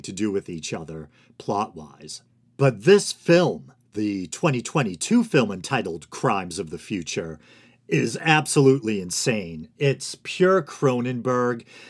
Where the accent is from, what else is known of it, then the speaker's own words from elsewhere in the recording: Boston, Massachusetts, United States; accent: Boston; Me with my accent, with this ridiculous, uh, Boston accent.